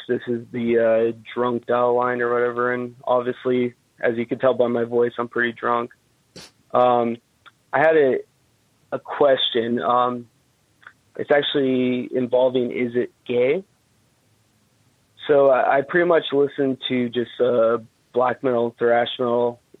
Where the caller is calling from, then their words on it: Tucson, Arizona, United States; I'm calling from Tucson, Arizona.